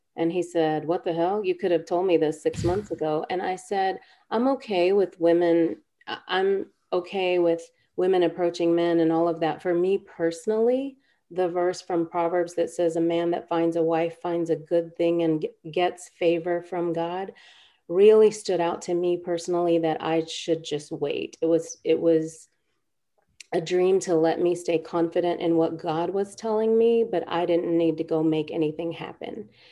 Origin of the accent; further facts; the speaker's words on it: India; We're both from India. Our parents are both from Kerala, from the South